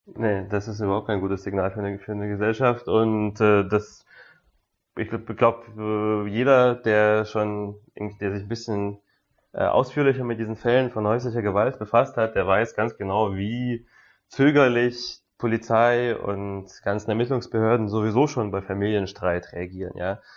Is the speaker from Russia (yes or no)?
yes; Russia; bei uns in Russland